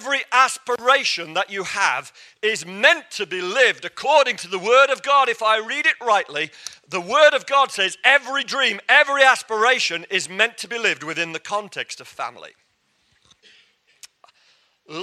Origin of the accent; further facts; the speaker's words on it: England, United Kingdom; I'm English